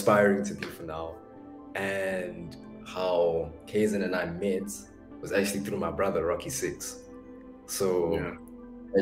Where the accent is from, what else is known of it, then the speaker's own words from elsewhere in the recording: Soweto, Gauteng, South Africa; also born or lived in Springs; I grew up in Soweto